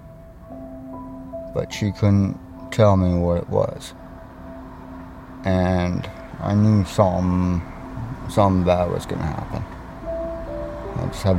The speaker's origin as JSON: {"language": "English", "town": "Thompson", "region": "Manitoba", "country": "Canada", "also_born_or_lived": "Winnipeg, Manitoba", "moved": "yes", "said": "I'm originally from Thompson, Manitoba. I moved here from Winnipeg just to get away from the crime and everything."}